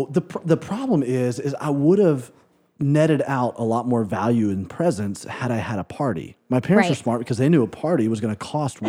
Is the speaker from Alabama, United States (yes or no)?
yes; Tuscaloosa, Alabama, United States; And I grew up in Alabama, and so Tuscaloosa, Alabama is where I graduated high school in Tuscaloosa.